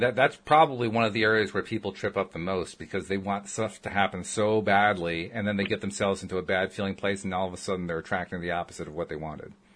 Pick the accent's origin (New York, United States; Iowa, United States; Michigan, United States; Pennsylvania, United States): New York, United States; upstate; moved away; also born or lived in Connecticut / Virginia; I grew up in upstate New York